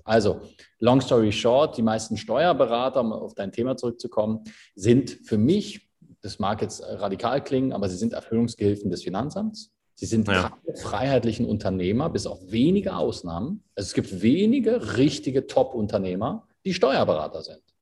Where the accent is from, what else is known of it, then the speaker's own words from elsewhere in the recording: Berlin, Germany; moved away as an adult; also born or lived in Dubai; now in Switzerland; Ich bin gebürtiger Berliner, bin äh, vor bin jetzt 33, bin vor zehn Jahren in die Schweiz ausgewandert